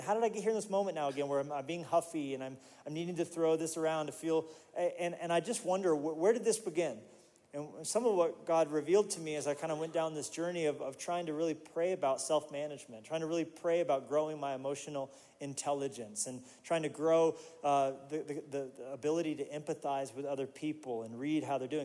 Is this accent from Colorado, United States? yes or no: yes; Colorado Springs, Colorado, United States; moved away; also born or lived in Pueblo, Colorado; I was born in Pueblo and raised in, in the Springs